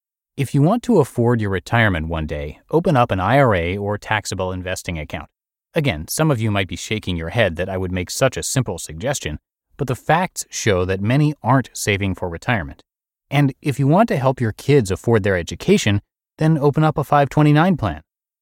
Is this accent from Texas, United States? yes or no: yes; Texas, United States; I'm from Texas, so go read my post to understand why that's not weird.